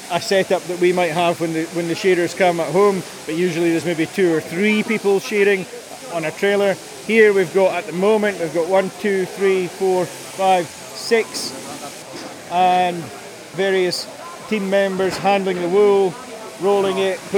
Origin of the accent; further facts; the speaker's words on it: Isle of Man; I'm from the Isle